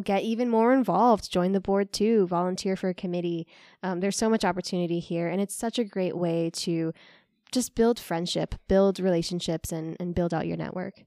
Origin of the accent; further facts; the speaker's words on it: New York City, New York, United States; now in West Michigan, United States; growing up in New York City